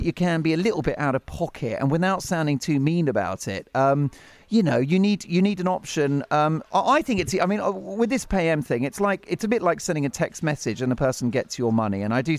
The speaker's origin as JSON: {"language": "English", "country": "United Kingdom", "said": "we're British"}